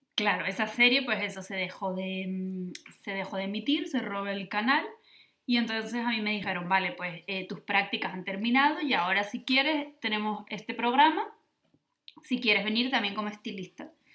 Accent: Lanzarote, Canary Islands, Spain; now in Berlin, Germany; soy de Lanzarote y, espero poder volver algún día a Lanzarote

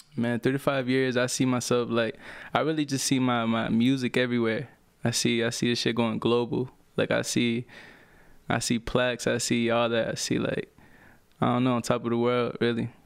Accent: Orlando, Florida, United States; also born or lived in Puerto Rico; I grew up in Orlando, man. I basically went there when I was, like, four years old

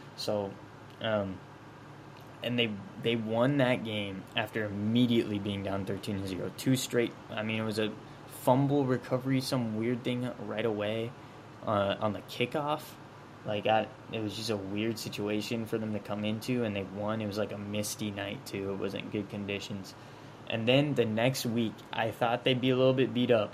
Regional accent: Ankeny, Iowa, United States; I'm literally from Ankeny

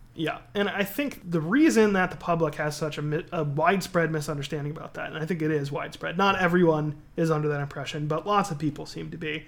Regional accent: East Coast, United States; now in California, United States; I grew up on the East Coast

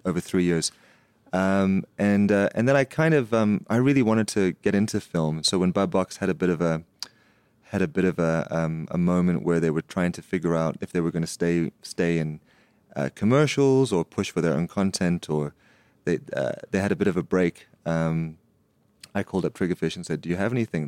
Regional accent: Nelspruit, Mpumalanga, South Africa; also born or lived in United States; when I grew up in Nelspruit, which is the Lofe, you know, the Lofeveld.

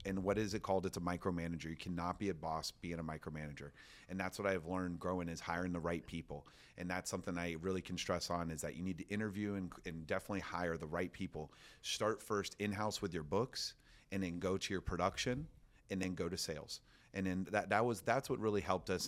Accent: Orlando, Florida, United States; I'm from Orlando, Florida

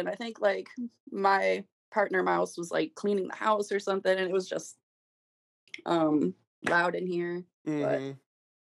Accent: Kalamazoo, Michigan, United States; I grew up here in Kalamazoo

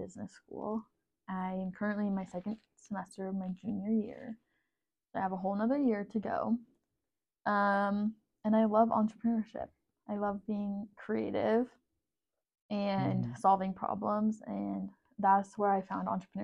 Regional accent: San Diego, California, United States; I'm from San Diego, California.

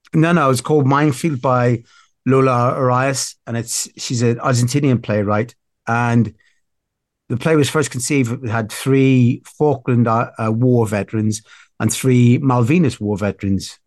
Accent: Belfast, Northern Ireland, United Kingdom; now in South West England, United Kingdom; I grew up in Belfast

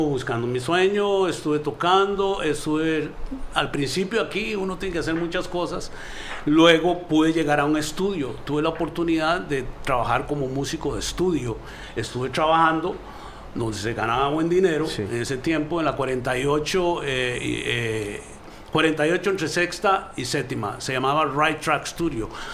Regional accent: Costa Rica; moved away; also born or lived in New York; mi carrera empieza humildemente un en mi país de natal, Costa Rica

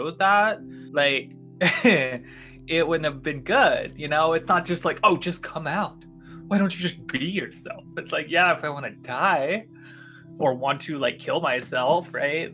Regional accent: the South, United States; I grew up in the South

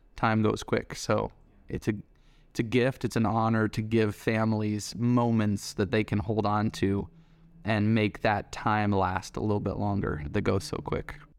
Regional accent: Denver, Colorado, United States; we grew up in Denver, Colorado together

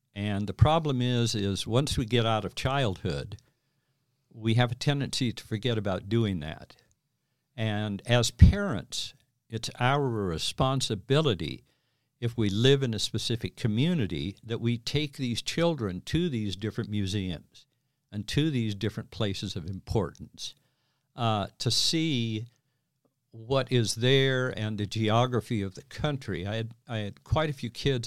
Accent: Green River, Wyoming, United States; now in Nevada, United States; where I grew up in Green River

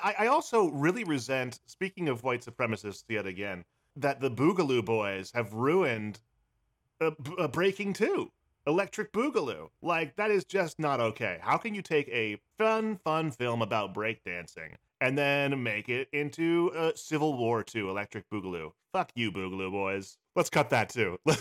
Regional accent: Pennsylvania, United States; now in New York City, United States; I'm originally from Pennsylvania

